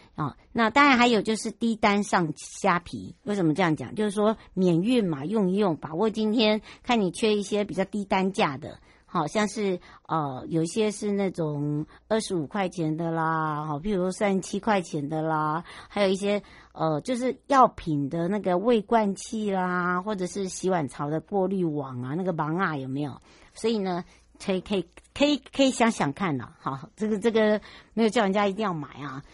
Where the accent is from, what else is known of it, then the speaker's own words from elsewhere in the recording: Taiwan; 我的故乡，就是芝罗部落